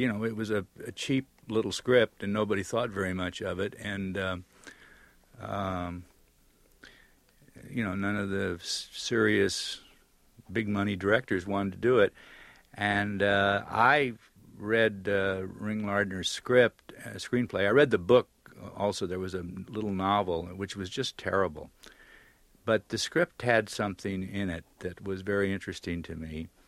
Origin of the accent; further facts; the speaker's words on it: Pearl Harbor, Hawaii, United States; born there; Well, let's not forget Pearl Harbor, Hawaii. You know, I was born in Pearl Harbor.